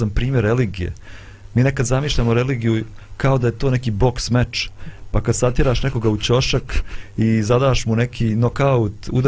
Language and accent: Croatian; Bosnia & Herzegovina